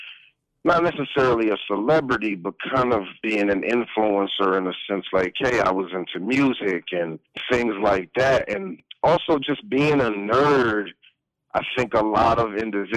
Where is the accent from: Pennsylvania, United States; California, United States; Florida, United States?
California, United States; Palmdale; also born or lived in Watts, Los Angeles, California; I'm originally from Watts, California, and grew up in a city called Palmdale